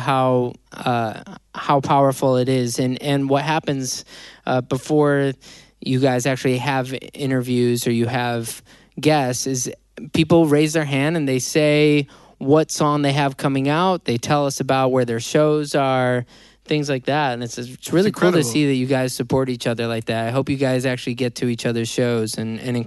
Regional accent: Deerfield, Illinois, United States; Deerfield, Illinois

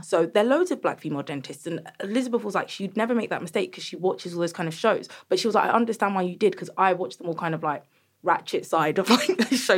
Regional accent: Croydon, London, United Kingdom; I'm from Croydon

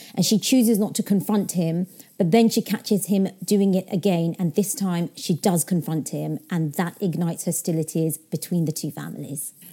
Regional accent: London, United Kingdom; also born or lived in Yorkshire; I was in Yorkshire, so I wasn't in my hometown where I grew, grew up. You know, I'm back in London now

